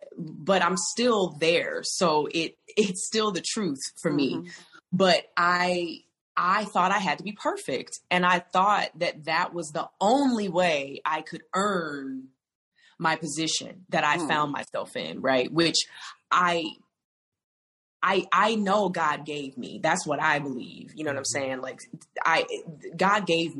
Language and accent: English; the South, United States; I come from the South